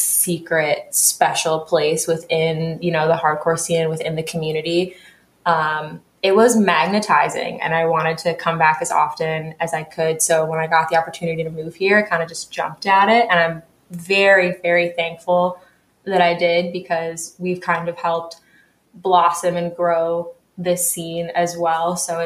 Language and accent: English; New York, United States; now in Louisville, United States; So I'm not from Louisville originally. I'm sure. From New York. I'm from upstate New York, actually. And I moved to Louisville in the middle of 2020.